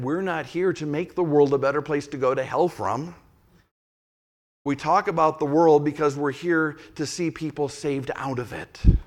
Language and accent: English; Saint Paul, Minnesota, United States; moved away; I was a little guy growing up in the Catholic Church when, when the Holy Spirit was cooking in South, Southern California, but directly or indirectly, that Catholic Church in Saint Paul, Minnesota caught that spirit.